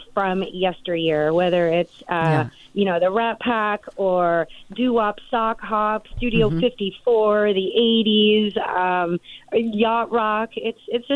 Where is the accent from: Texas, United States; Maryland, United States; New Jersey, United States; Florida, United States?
New Jersey, United States; also born or lived in Venice, California / Los Angeles; now in Coachella Valley, United States; I'm from New Jersey. I'm a Jersey girl